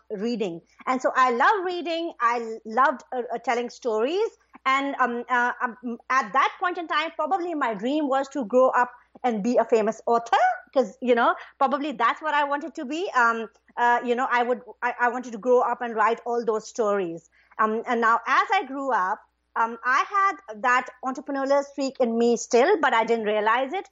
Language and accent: English; Pakistan; moved away; I'm originally from Pakistan, right? So when I was little, I had a pretty happy childhood